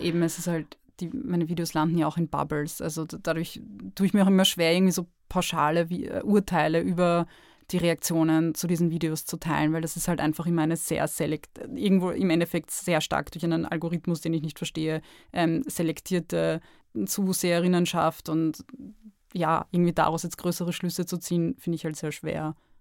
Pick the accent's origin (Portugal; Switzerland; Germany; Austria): Austria; Lower Austria; now in Vienna, Austria; Ich bin in Niederösterreich groß geworden